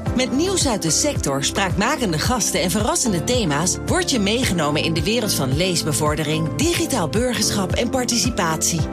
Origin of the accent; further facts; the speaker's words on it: Zwolle, Overijssel, Netherlands; Ik ben een eh, blauwvinger. Dus ik ben geboren in Zwolle en ik woon er nog steeds.